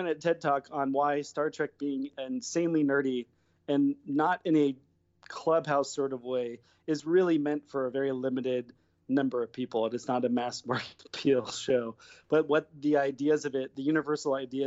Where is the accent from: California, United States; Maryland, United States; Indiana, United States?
California, United States; Fairfield; moved away as an adult; now in Los Angeles, United States; I'm from Northern California. I'm from Fairfield, and I've been in LA for 16 years now.